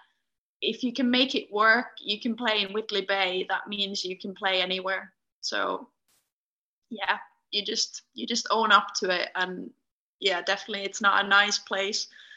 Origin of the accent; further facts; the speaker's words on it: Finland; moved away as an adult; now in United Kingdom; Where I grew up in Finland